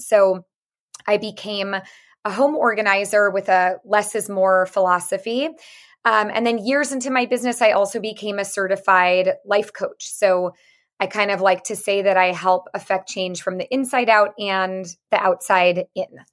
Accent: San Francisco, California, United States; I am from San Francisco, born and raised

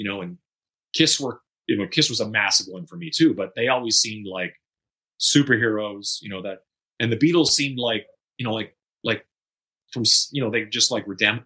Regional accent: Saskatchewan, Canada; moved away as an adult; also born or lived in Northern Manitoba / Vancouver; I originally lived in Northern Manitoba. And well, I was born in Saskatchewan, went to Northern Manitoba, came back to Saskatchewan, graduated high school, and slowly made my way west to Vancouver

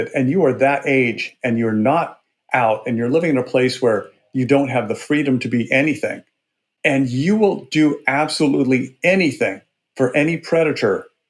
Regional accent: Burbank, Washington, United States; I grew up in a little town called Burbank, Washington, which was about 300 people on the Snake River in eastern Washington state.

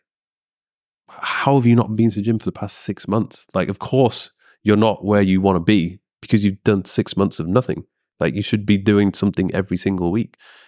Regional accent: Leeds, Yorkshire and the Humber, United Kingdom; Leeds, yeah.

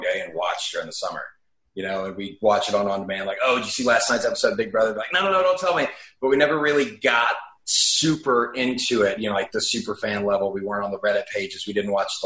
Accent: Nashville, Tennessee, United States; moved away as an adult; now in Los Angeles, United States; I was born and raised there and then moved here about a year and a half ago

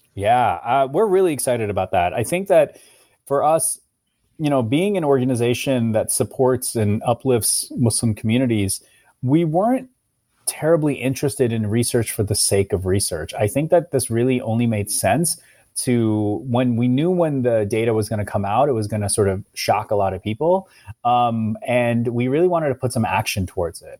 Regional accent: Ohio, United States; I, I was a, a, a, a kid from, in, growing up in Ohio

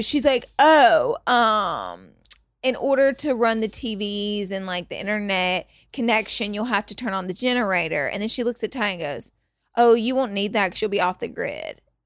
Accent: Alabama, United States; moved away; I'm from Alabama

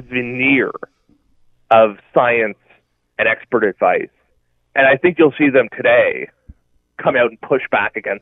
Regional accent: Nova Scotia, Canada; moved away; I'm from Nova Scotia.

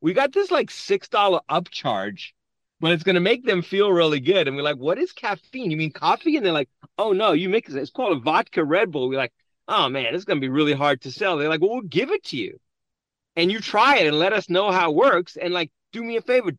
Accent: South Africa; being from South Africa

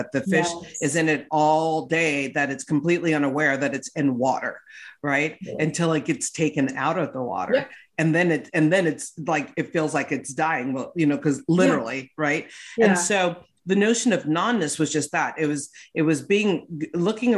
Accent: West Hollywood, California, United States; I grew up in West Hollywood.

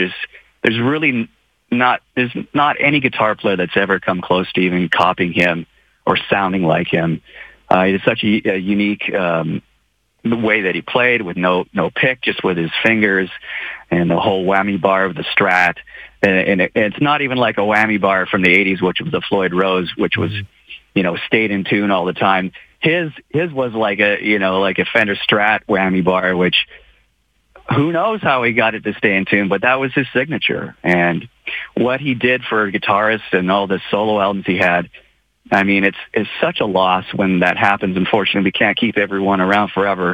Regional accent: Moose Jaw, Saskatchewan, Canada; moved away as an adult; now in United States; I'm just from Moose Jaw. You know, I'm just this kid that played hockey in, you know, in Moose Jaw and had a musical family.

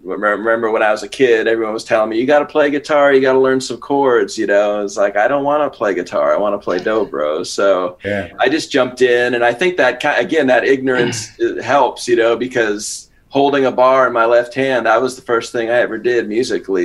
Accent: San Francisco, California, United States; I grew up around San Francisco.

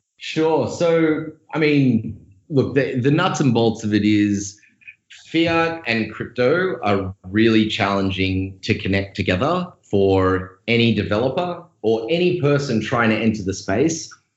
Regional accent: Australia; accent: Australian; moved away as an adult; also born or lived in Sydney; now in San Francisco, United States; I'm Australian. If you didn't notice my accent, uh, moved over in San Francisco in 2013

